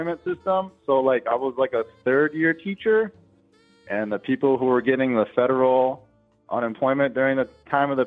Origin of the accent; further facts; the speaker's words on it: Midwest, United States; I'm like from the Midwest